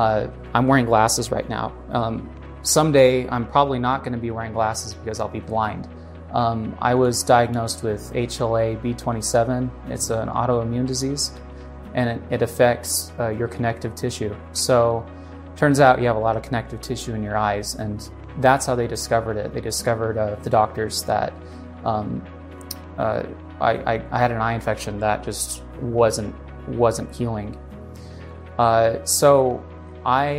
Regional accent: Utah, United States; I grew up here in Utah. I'm a Utah boy for most of my life

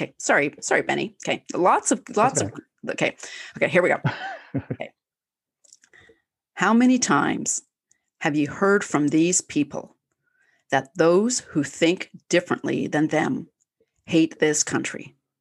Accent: Canada; I'm Canadian

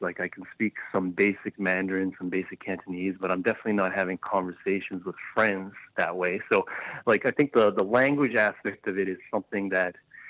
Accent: Vancouver, British Columbia, Canada; Definitely. Churchill was probably at least 80% Chinese, not even just Asian.

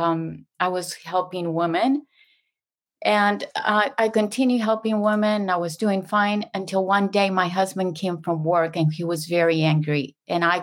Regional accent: Mexico; first language Spanish; English is a second language; moved away as an adult; also born or lived in Houston; now in San Diego, United States; I was raised, born and raised in Mexico

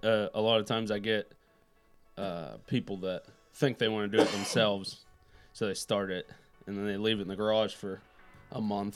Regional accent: Fredonia, Pennsylvania, United States; I'm from Fredonia.

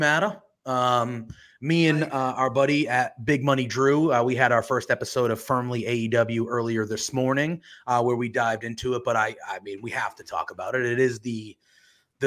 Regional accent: Northeast, United States; I'm also from the Northeast.

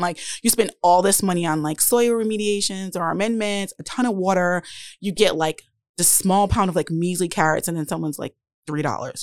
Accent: Providence, Rhode Island, United States; also born or lived in Warwick, Rhode Island; I grew up on Southside Providence okay. and spent most of my childhood on the West End.

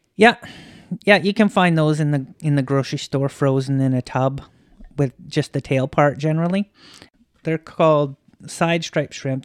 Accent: a little town just outside of Kamloops, British Columbia, Canada; moved away; In the interior. a little town just outside of Kamloops.

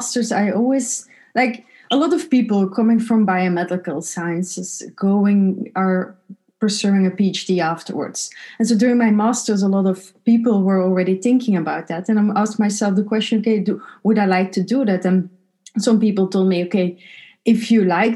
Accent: Belgium; moved away as an adult; also born or lived in north of France; where I come from Belgium

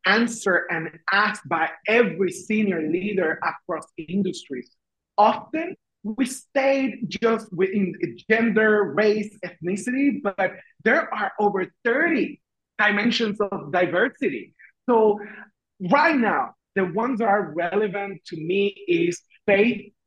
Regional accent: Puerto Rico; English is a second language; moved away as an adult; also born or lived in Washington, D.C.; when I moved from Puerto Rico, where I am originally from, to Washington, D.C., it was a culture shock because I learned I had an accent

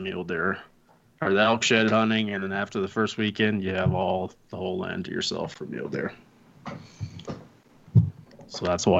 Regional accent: South Dakota, United States; now in Wyoming, United States; I grew up in South Dakota. I grew up hunting mule deer and antelope, but I moved to Wyoming for the mule deer.

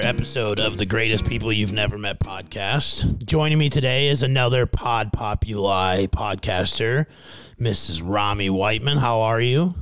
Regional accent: Fairmont, Minnesota, United States; moved away; my hometown of Fairmount, Minnesota.

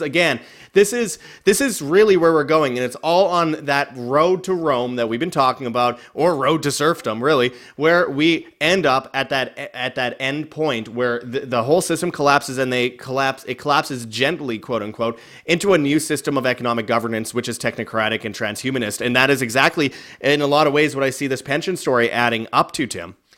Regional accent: Canada; moved away; originally being Canadian

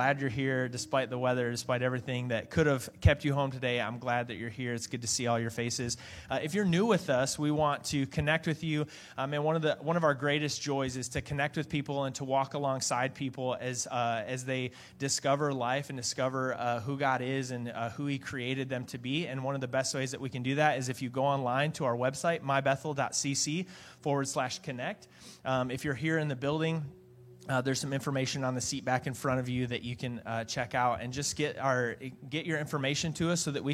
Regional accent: Michigan, United States; moved away; I'm from Michigan

